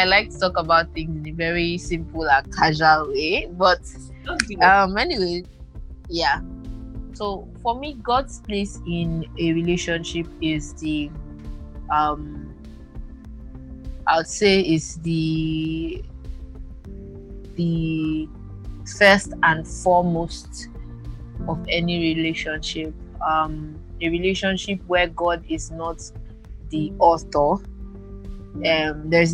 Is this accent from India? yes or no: no; Uyo, Akwa Ibom, Nigeria; I'm from Akwa Ibom, Uyo